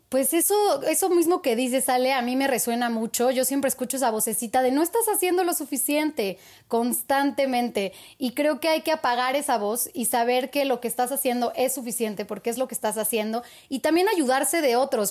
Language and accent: Spanish; Mexico; como mexicanos